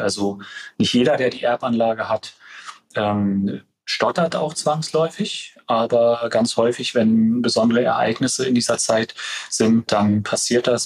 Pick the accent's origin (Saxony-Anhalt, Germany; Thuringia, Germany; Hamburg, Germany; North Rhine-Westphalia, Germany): Saxony-Anhalt, Germany; Stendal; in meiner Heimatregion, in der Altmark, in Stendal